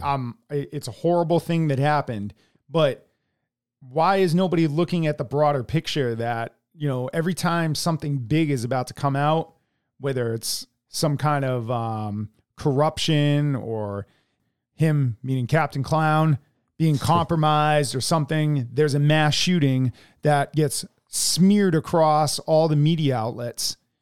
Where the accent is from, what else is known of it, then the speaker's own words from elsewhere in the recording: United States; as American citizens